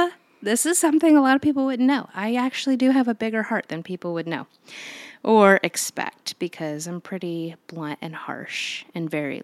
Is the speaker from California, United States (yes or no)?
no; Clovis, New Mexico, United States; born there; also born or lived in Georgia / Illinois / Ohio / Virginia; now in Florida, United States; I was born in Clovis, New Mexico on Cannon Air Force Base in 1989. So that is correct. I am 33 years old.